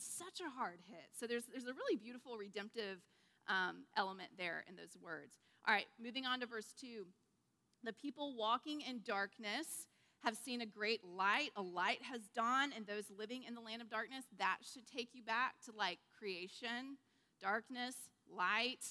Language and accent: English; United States; we as Americans